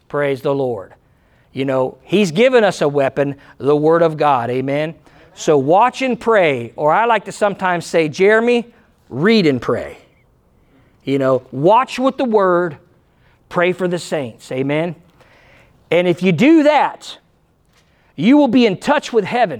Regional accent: United States; I'm Christian first. I'm American second

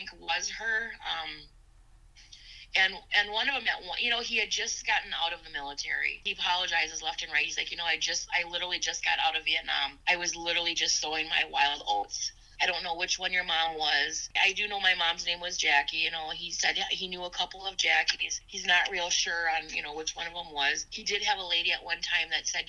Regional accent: Sauk Prairie, Wisconsin, United States; I grew up in Sauk Prairie

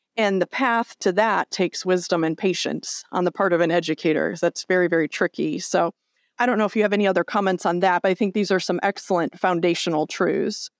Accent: near Chicago, Illinois, United States; we grew up near Chicago

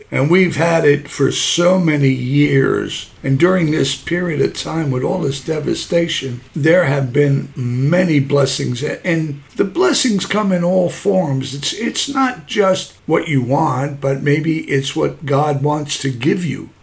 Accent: New York City, New York, United States; I'm a kid from Brooklyn

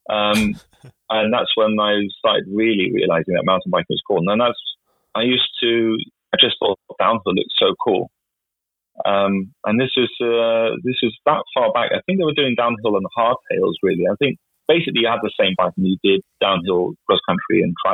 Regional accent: Viken, Norway; So I was riding from Nomadol to Pocket Valley, as we call it, uh, to Kolsås to take the bus to school.

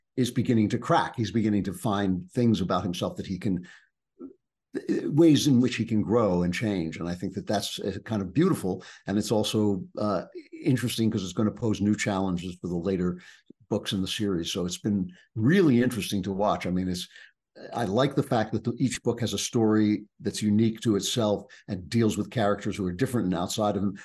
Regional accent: East Coast, United States; I grew up on the East Coast

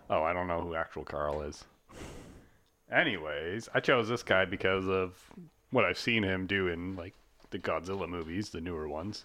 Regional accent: Canada; we're Canadian

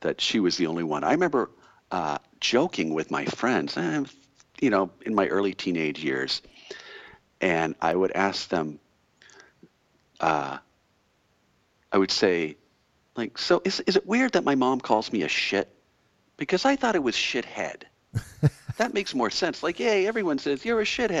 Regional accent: Alaska, United States; now in Seattle, United States; we were growing up in Alaska

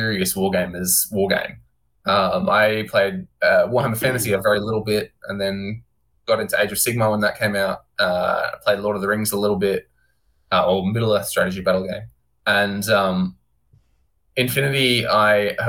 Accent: Warrnambool, Victoria, Australia; also born or lived in Queensland; now in Melbourne, Australia; I've been living in Melbourne for the last 10 years, sort of. Australian boy, traveled around a bit while I was born in Warrnambool Hospital

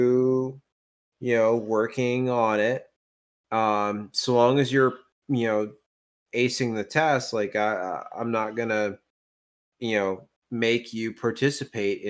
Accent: Louisville, Owensboro, Kentucky, United States; we moved from Louisville to Owensboro

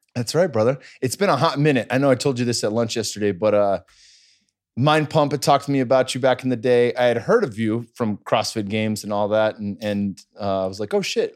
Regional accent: Cupertino, California, United States; growing up in the Bay Area

